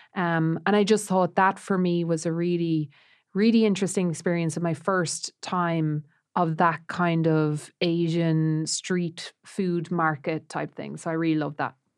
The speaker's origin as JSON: {"language": "English", "town": "Roscrea", "region": "Munster", "country": "Ireland", "tie": "born or raised there", "moved": "yes"}